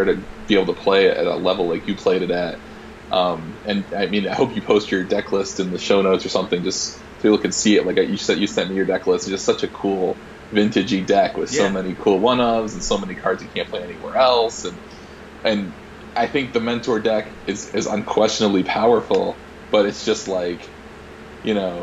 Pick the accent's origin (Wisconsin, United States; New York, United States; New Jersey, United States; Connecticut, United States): New York, United States; moved away as an adult; now in Utah, United States; I told him New York